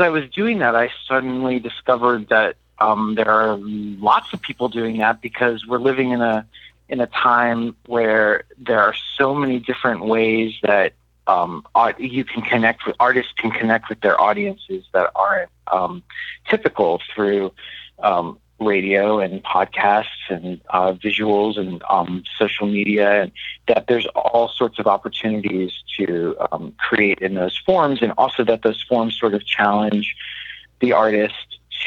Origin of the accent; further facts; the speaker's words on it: Miami, Florida, United States; Miami is a really special place to me. It's my hometown